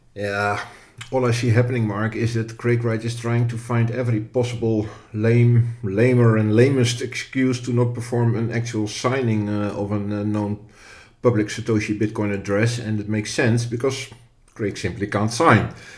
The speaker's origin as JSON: {"language": "English", "country": "Netherlands", "said": "from the Netherlands, which is my home country"}